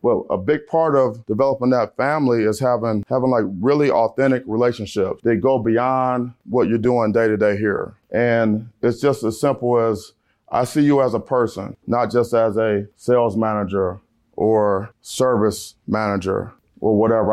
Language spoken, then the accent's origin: English; Cleveland, Ohio, United States; I'm from Cleveland, Ohio